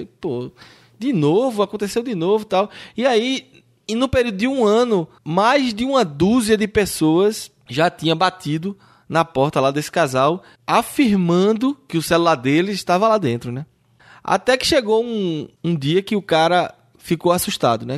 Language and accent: Portuguese; Brazil; nós que somos brasileiros